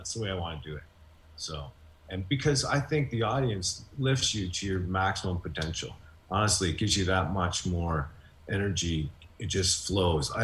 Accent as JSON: {"language": "English", "town": "Hamilton", "region": "Ontario", "country": "Canada", "said": "I'm from Hamilton"}